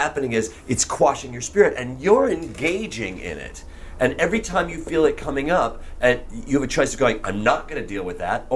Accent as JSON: {"language": "English", "town": "Chicago", "region": "Illinois", "country": "United States", "said": "I'm from Chicago"}